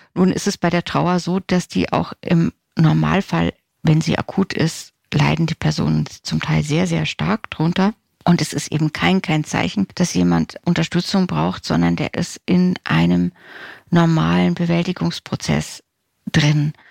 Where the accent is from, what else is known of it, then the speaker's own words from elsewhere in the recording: Germany; bei uns in Deutschland